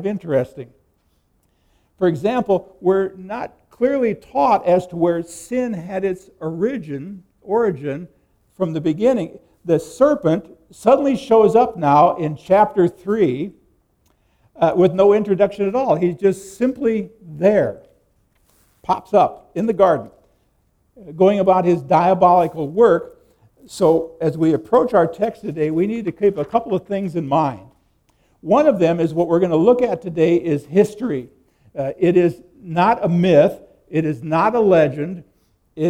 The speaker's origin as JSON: {"language": "English", "region": "Nebraska", "country": "United States", "tie": "born or raised there", "said": "I grew up in Nebraska"}